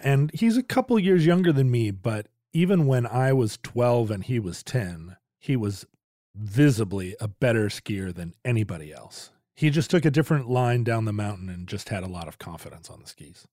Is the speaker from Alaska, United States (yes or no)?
yes; Alaska, United States; I grew up in Alaska